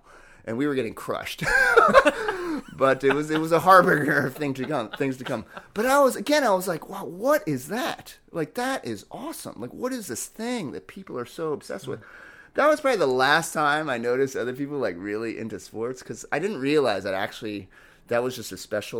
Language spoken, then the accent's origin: English; New York, United States; And that was just like magical to me because I was like from New York, so I rooted for the Mets.